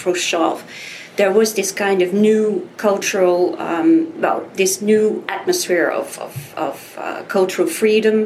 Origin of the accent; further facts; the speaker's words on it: Netherlands; I'm from the Netherlands. I was born after the Second World War